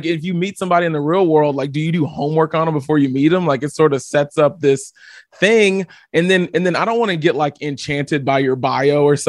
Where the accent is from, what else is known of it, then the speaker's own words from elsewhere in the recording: Houston, Texas, United States; I'm from Houston, Texas. Yeah, I'm from Houston, Texas.